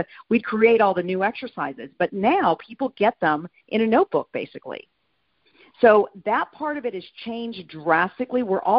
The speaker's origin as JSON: {"language": "English", "town": "Madrid", "region": "Community of Madrid", "country": "Spain", "tie": "born or raised there", "also_born_or_lived": "California, United States", "said": "No, I'm actually a military brat. So I was born in California, raised in Madrid, and then lived all over the United States."}